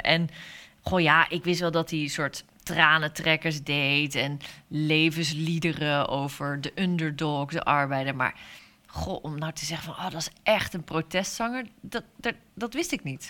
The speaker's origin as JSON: {"language": "Dutch", "area": "Hoeksche Waard", "region": "South Holland", "country": "Netherlands", "tie": "born or raised there", "said": "Ik ben geboren in de Hoekse Waard"}